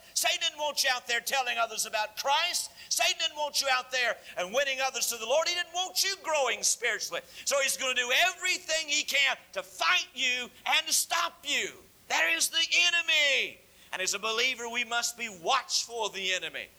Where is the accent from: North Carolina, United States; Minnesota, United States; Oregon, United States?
North Carolina, United States; moved away; I grew up in North Carolina